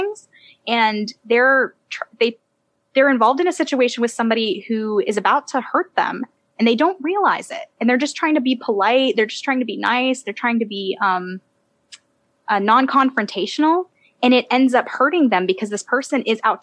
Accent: United States; also born or lived in Michigan, United States / Georgia, United States; I grew up in Georgia. So, well, partially in Michigan, partially in Georgia

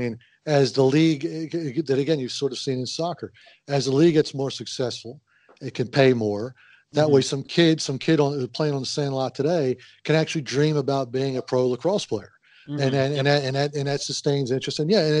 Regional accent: Halifax, Nova Scotia, Canada; born there; Although Halifax, my hometown, my birth town, I should say, was a pleasant surprise

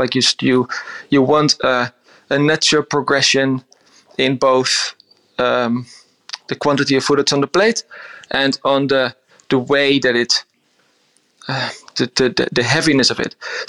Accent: Netherlands; moved away; I grew up on a little island in the top north of Holland. It's tiny. It's 60 kilometers around.

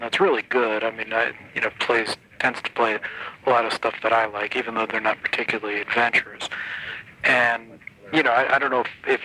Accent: New York, United States; I grew up in New York

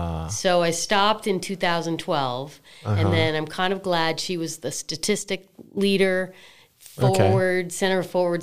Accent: Massachusetts, United States; Yeah, I grew up outside of Boston, but I like it.

